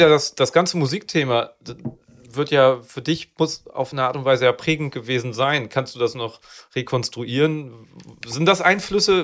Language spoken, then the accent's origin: German; Neuenkirchen, Lower Saxony, Germany; Da bin ich aus Neuenkirchen, was die, die letzte Bushaltestelle äh, Bremen. Ganz weit weg. Nee, bei Schwannewede, da bin ich groß geworden